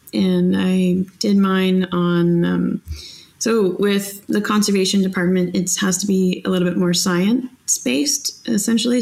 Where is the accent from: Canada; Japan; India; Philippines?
Canada; moved away as an adult; now in Netherlands; I was born in Canada.